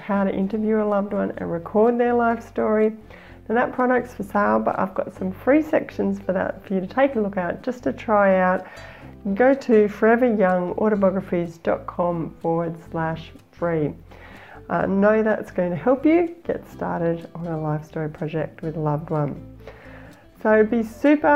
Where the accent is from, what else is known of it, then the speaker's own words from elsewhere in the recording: Australia; accent: Aussie; my Aussie accent